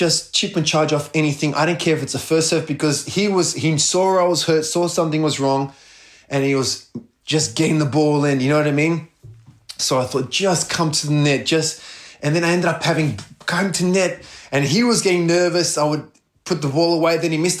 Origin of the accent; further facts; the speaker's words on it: Melbourne, Victoria, Australia; playing at a home in front of Melbourne, my hometown, born and raised in Melbourne